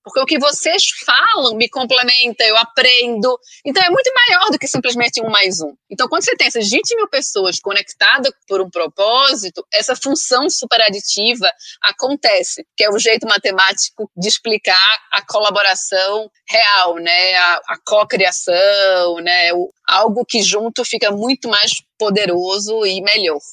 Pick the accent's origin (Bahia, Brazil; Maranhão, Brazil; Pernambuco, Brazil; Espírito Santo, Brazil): Pernambuco, Brazil; Recife; accent: Nordestina; also born or lived in United States; now in São Paulo, Brazil; É, sou pernambucaníssima, é, nasci no Recife e já morei em várias cidades diferentes no mundo.